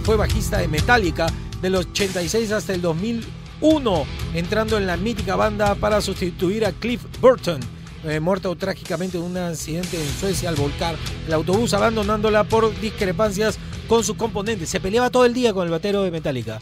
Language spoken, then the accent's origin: Spanish; Peru; como peruanos